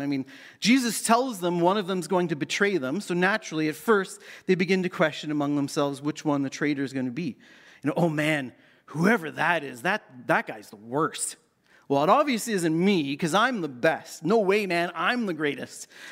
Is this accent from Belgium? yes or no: no; Canada; as a Canadian teen growing up in the late eighties